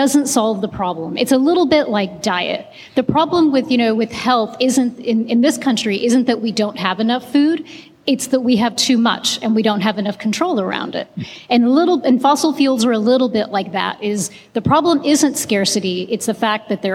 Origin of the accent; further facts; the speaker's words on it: India; now in Texas, United States; I'm from India